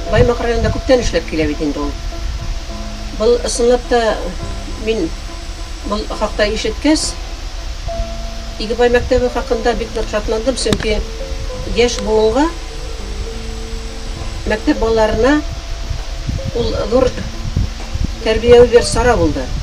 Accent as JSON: {"language": "Bashkir", "town": "Kusey", "region": "Bashkortostan", "country": "Russia", "said": "мин абдулхак игбаев менен ауылдаш буларак"}